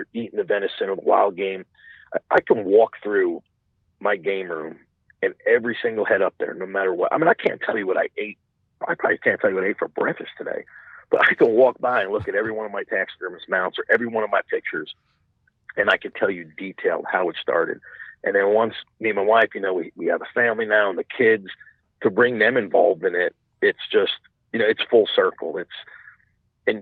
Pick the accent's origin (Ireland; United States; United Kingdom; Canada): United States; Long Island, New York; moved away as an adult; now in Indiana, United States; I was born and raised in New York. So I lived my whole life out in New York on Long Island